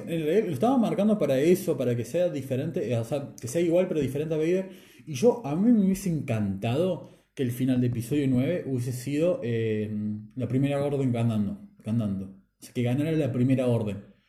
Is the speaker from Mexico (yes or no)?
no; Argentina; Somos argentinos.